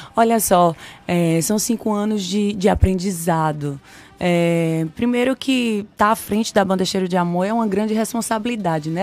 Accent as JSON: {"language": "Portuguese", "town": "Sobradinho", "region": "Bahia", "country": "Brazil", "tie": "born or raised there", "also_born_or_lived": "Pernambuco", "lives_now": "Salvador, Brazil", "said": "nasci em Pernambuco, cresci aqui na Bahia, no interior da Bahia, em Sobradinho. Uhum. E a minha infância toda foi lá."}